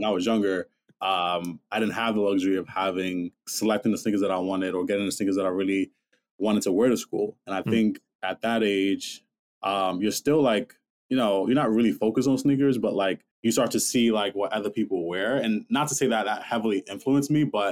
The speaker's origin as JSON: {"language": "English", "region": "New York", "country": "United States", "tie": "born or raised there", "said": "I'm from New York, born and raised"}